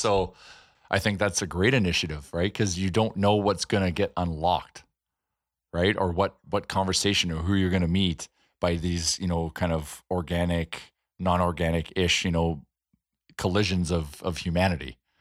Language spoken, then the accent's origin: English; Edmonton, Alberta, Canada